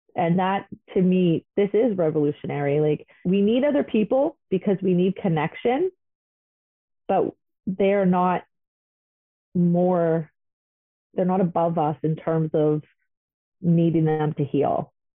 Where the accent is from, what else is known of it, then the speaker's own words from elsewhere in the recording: the North, Northern Canada, Canada; Growing up in the North, I am I do identify as Aboriginal